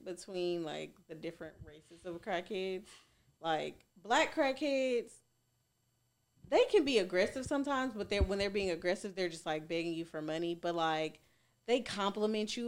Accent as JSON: {"language": "English", "town": "Goodlettsville", "region": "Tennessee", "country": "United States", "tie": "born or raised there", "also_born_or_lived": "East Nashville", "said": "East Nashville. I lived, I grew up in Goodlesville"}